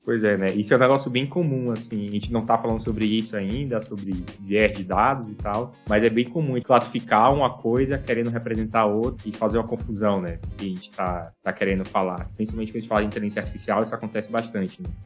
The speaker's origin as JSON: {"language": "Portuguese", "town": "Salvador", "region": "Bahia", "country": "Brazil", "said": "eu sou de Salvador"}